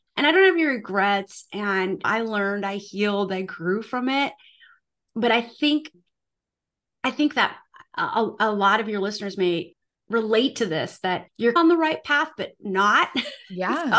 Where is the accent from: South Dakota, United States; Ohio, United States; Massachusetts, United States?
South Dakota, United States; moved away as an adult; I am originally from the United States. I grew up at, on a family farm and ranch in South Dakota